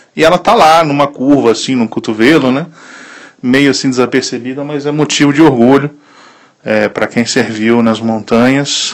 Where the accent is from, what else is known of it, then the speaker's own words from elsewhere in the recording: Italy; moved away as an adult; also born or lived in Brazil; now in Sobradinho, Brazil; eu sou nascido no Brasil, mas fui criado na Itália